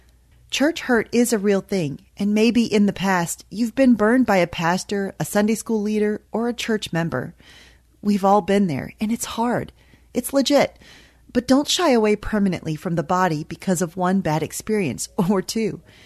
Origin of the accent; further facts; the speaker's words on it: the Bible Belt, United States; Growing up in the Bible Belt in the 80s and 90s, church membership was a big deal.